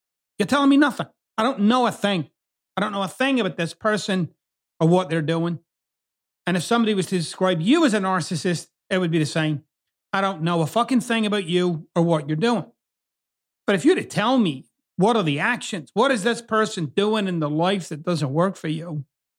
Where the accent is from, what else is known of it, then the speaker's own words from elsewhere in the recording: Scotland, United Kingdom; now in United States; you'll notice I've kind of got two accents. I'm originally from Scotland, but I've lived here in the US for 27 years now, or approaching 27 years.